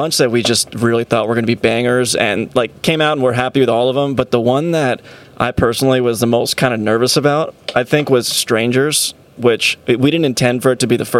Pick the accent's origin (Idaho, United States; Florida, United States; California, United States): California, United States; Poway; So I grew up on Boxwood Court. It's in Poway.